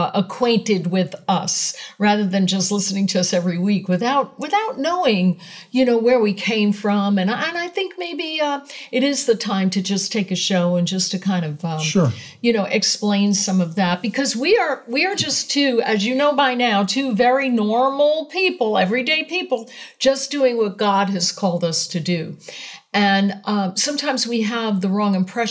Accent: New York City, New York, United States; I was born on April 8th, 1955 in Brooklyn, New York

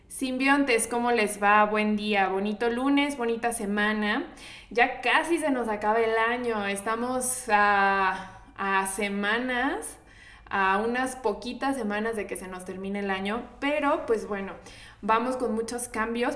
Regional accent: Mexico; nosotros como mexicanos

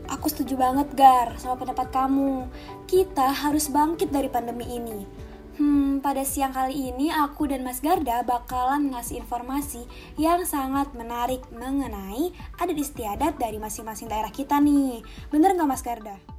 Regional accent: Riau, Indonesia; tradisi adat di daerah aku mas, yaitu di daerah Riau

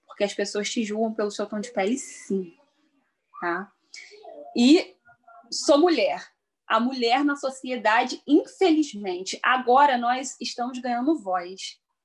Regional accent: Petrópolis, Rio de Janeiro, Brazil; moved away as an adult; now in Três Rios, Brazil; sou natural de Petrópolis, atualmente resido em Três Rios

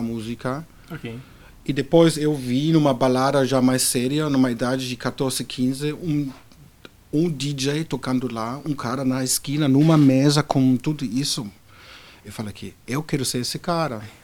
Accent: Berlin, Germany; Portuguese is a second language; moved away as an adult; now in Brazil; nasci num país que hoje já não existe mais a Alemanha Oriental

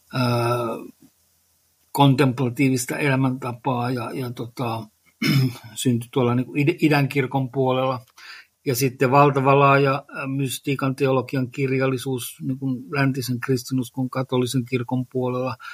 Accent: Lohja, Uusimaa, Finland; olen Lohjalta kotoisin

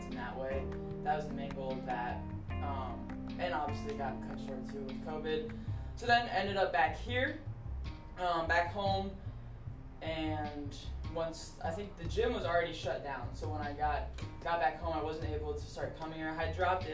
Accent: Canton, Ohio, United States; also born or lived in Dayton, Ohio / Saginaw, Michigan; I was born and raised here in the Canton, North Canton area.

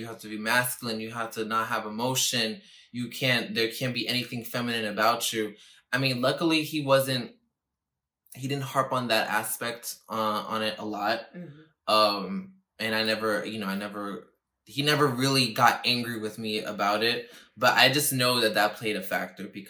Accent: New York City, New York, United States; I'm from the Bronx, yes, thank God, and I'm I'm from New York City, thank God, but the way that I was raised as the only child from two parents that, came here. They were born in Puerto Rico and they came here. And I was born here in New York

